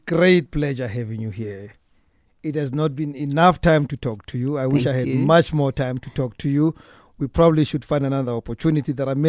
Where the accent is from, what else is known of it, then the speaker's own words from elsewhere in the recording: Soweto, Gauteng, South Africa; I grew up in Soweto in a mostly Tswana-speaking area. But there was this Tosa-speaking family in the neighborhood.